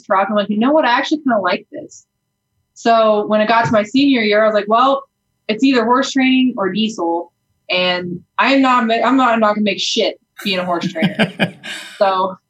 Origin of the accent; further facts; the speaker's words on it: Laramie, Wyoming, United States; I went to WyoTech in Laramie, which was my hometown.